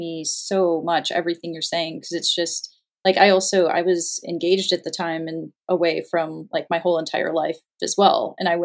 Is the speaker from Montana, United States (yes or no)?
yes; Montana, United States; moved away as an adult; also born or lived in California; I moved from California back up to Montana where like I grew up and graduated from high school